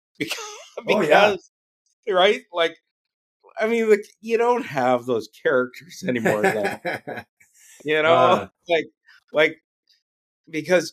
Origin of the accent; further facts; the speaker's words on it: Ottawa, Ontario, Canada; also born or lived in Montreal / North Bay; I grew up in Ottawa.